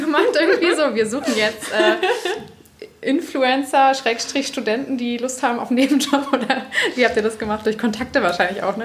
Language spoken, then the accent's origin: German; Cologne, North Rhine-Westphalia, Germany; moved away; also born or lived in Bavaria; ich komme ja hier aus Köln und habe sehr lange in Bayern gewohnt